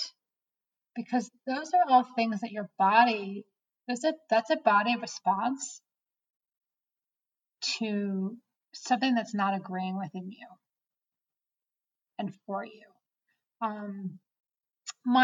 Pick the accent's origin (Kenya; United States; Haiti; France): United States; East Coast; moved away as an adult; now in Colorado, United States; About 3 years ago, I moved to Colorado, where I call home today. I'm originally from the East Coast.